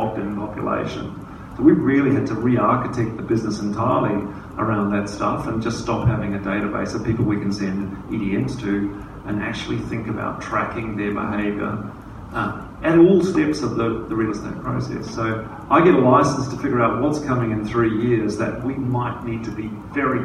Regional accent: New Zealand; now in Australia; being a Kiwi

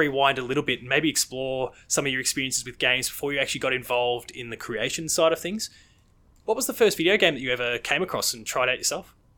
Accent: Victoria, Australia; in my home state of Victoria

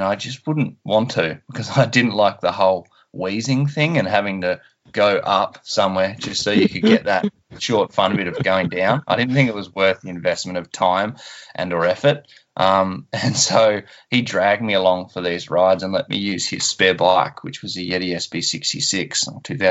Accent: Tasmania, Australia; born or raised there; also born or lived in Perth, Western Australia

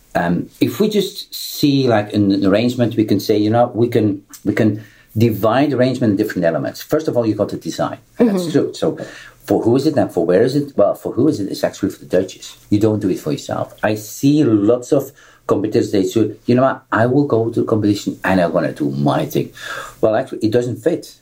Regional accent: Belgium; I'm coming from Belgium

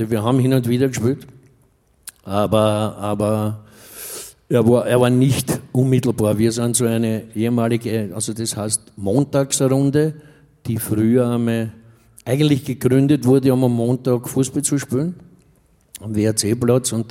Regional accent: Vienna, Austria; Austria Rapid, das ist mein Derby in meiner Heimat.

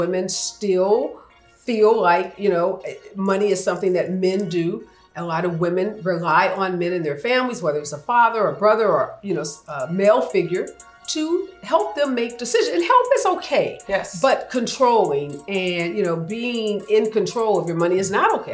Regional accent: St. Louis, Missouri, United States; I grew up in St. Louis, mm-hmm. in uh, what uh, is considered the north side of St. Louis.

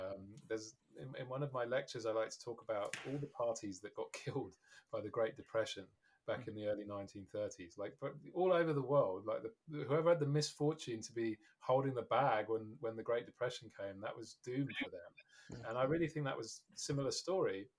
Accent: United Kingdom; as a Brit

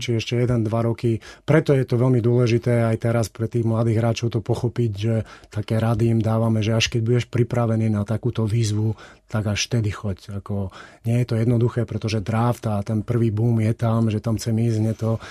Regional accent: Kysuce, Žilina Region, Slovakia; also born or lived in Košice; som sa tam síce narodil, ale dá sa povedať, že som vyrastal na Kisuciach, Otec je Žilinčan

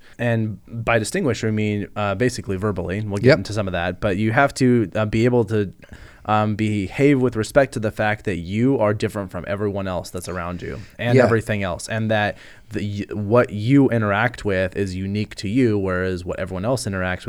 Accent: Lincoln, Nebraska, United States; That's where I was born.

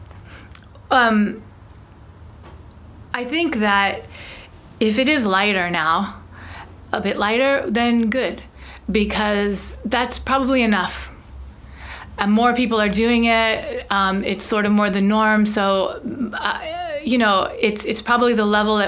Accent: United States; I'm an American. My family actually moved to San Francisco in the 1800s.

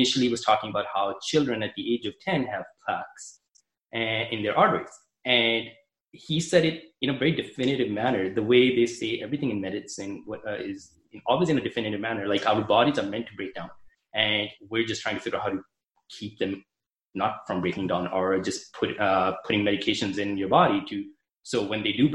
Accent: Canada; I'm from Canada, so I applied to Canadian med schools

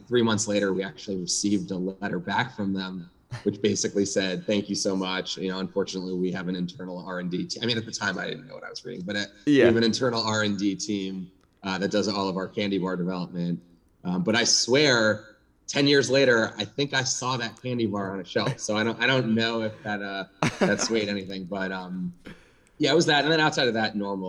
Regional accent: New York City, New York, United States; I grew up in New York City. Born and bred New York City guy. Live here now.

